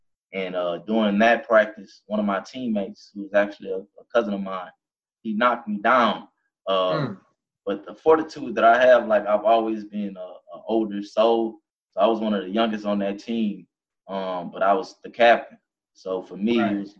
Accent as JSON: {"language": "English", "town": "Baton Rouge", "region": "Louisiana", "country": "United States", "tie": "born or raised there", "said": "growing up in Baton Rouge, Louisiana"}